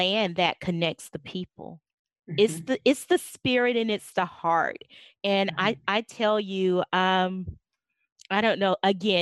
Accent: South Carolina, United States; now in Arkansas, United States; I grew up in South Carolina, and moved to Arkansas in December of 1992

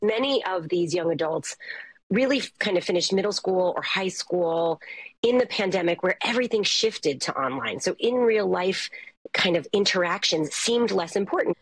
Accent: New Orleans, Louisiana, United States; I'm from New Orleans, um, which is sort of notorious for having bad drivers

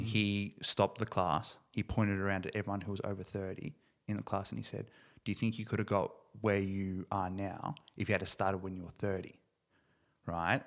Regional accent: Ballarat, Victoria, Australia; Originally from Ballarat

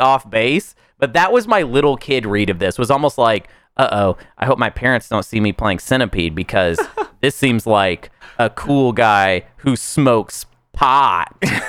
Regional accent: Pine Bluff, Arkansas, United States; I mean, I grew up in Pine Bluff, Arkansas.

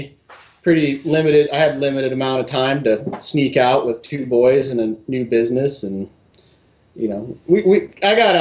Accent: Michigan, United States; moved away as an adult; also born or lived in Bellingham, Washington / Colorado; now in Western Washington, United States; I grew up in Michigan, fishing and bird hunting mostly.

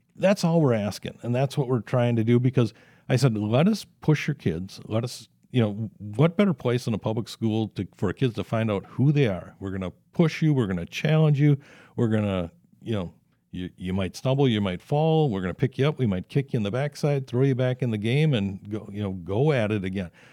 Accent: South Saint Paul, Minnesota, United States; had that experience there growing up in South Saint Paul

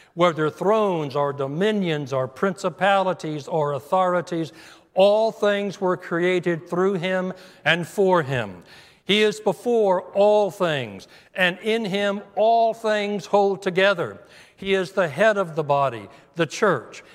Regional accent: United States; As an American, I'm proud to be an American

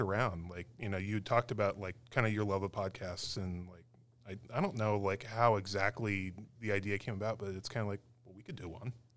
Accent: Tucson, Arizona, United States; moved away; I grew up in Tucson

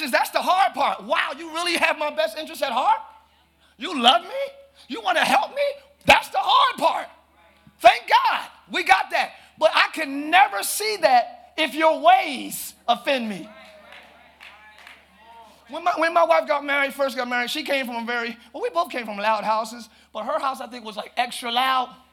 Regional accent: Pine Hills, Florida, United States; I'm from Pine Hills. Plural, yes, I said plural.

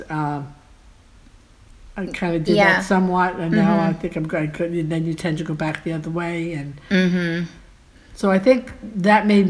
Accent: New York, United States; now in Florida, United States; I'm a Florida girl. Even though I was raised in New York, Florida is where I love

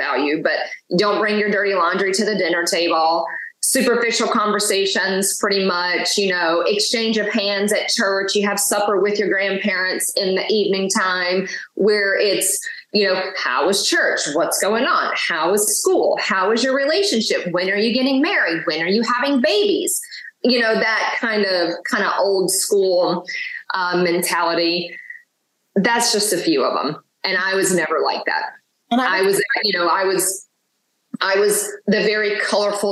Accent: the South, United States; growing up in the South has been a very interesting dynamic

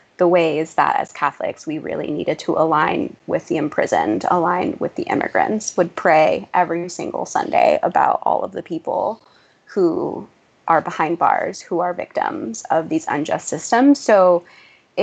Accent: San Francisco Bay Area, California, United States; also born or lived in Mexico; now in New York, United States; I was born in Mexico, and I came to the U.S. when I was 11 months old with my parents. I grew up in the San Francisco Bay Area

